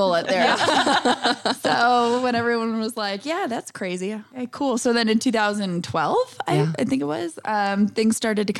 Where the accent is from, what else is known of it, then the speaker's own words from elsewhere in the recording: Michigan, United States; moved away as an adult; now in Bozeman, United States; I'm originally from Michigan. I moved to Bozeman way back in 2001. So it's been 20 years somehow.